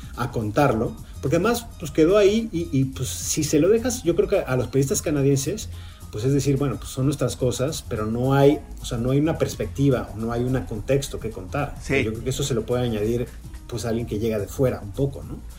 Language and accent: Spanish; Mexico; moved away as an adult; now in Los Angeles, United States; como mexicano